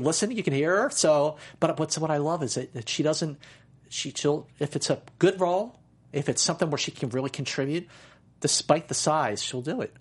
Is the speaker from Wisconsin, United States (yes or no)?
no; Philadelphia, Pennsylvania, United States; I grew up in Philadelphia